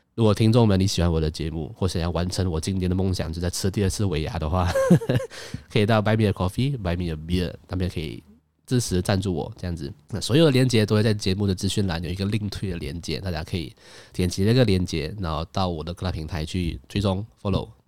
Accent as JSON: {"language": "Chinese", "country": "Malaysia", "said": "我是马来西亚人"}